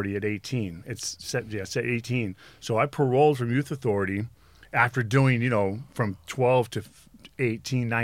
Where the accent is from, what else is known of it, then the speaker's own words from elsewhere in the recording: Los Angeles, California, United States; I'm from Venice.